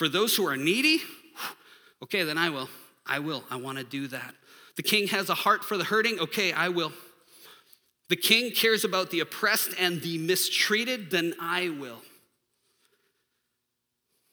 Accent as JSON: {"language": "English", "country": "United States", "said": "I'm American."}